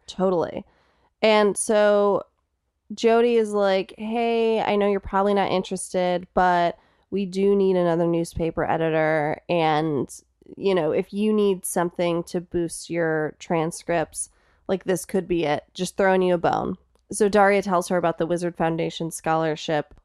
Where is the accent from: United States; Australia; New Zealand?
United States; Streamwood, Illinois; I actually grew up in Streamwood.